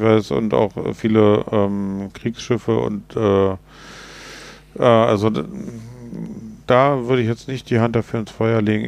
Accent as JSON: {"language": "German", "country": "Germany", "said": "wir als Deutsche"}